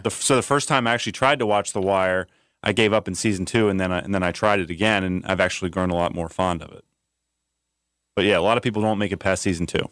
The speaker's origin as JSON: {"language": "English", "town": "Baltimore", "region": "Maryland", "country": "United States", "moved": "yes", "said": "I'm from Baltimore"}